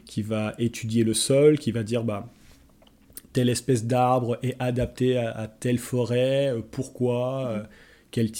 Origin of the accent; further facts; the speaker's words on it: Nancy, Grand Est, France; moved away as an adult; also born or lived in Gaspésie, Canada; now in Montreal, Canada; En France, j'habitais à Nancy, en Lorraine